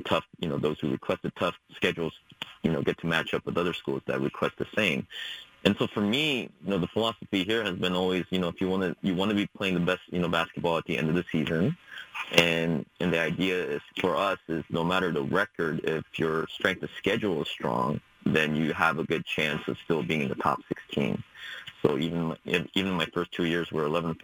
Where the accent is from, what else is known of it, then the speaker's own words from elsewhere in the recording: Springfield, Oregon, United States; I grew up in Springfield, Oregon.